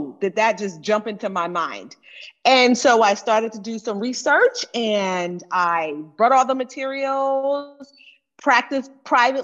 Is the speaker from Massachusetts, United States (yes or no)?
no; Florida, United States; moved away; I'm originally from Florida